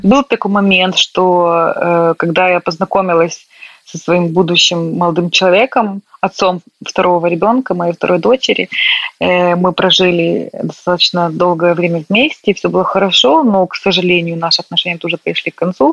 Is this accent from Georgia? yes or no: no; Ukraine; moved away as an adult; also born or lived in Northern Ireland; now in Belfast, United Kingdom; Мне просто комфортно было в какой-то момент жить в Украине, и в какой-то момент приехала сюда